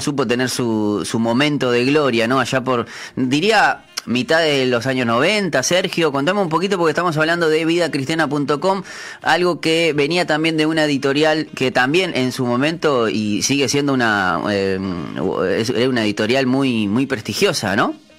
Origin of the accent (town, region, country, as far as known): Uruguay